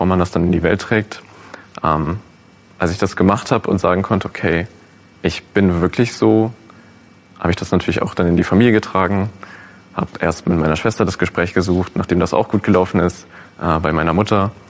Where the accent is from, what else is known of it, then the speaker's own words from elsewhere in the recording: North Rhine-Westphalia, Germany; Also ich bin sehr ländlich aufgewachsen in NRW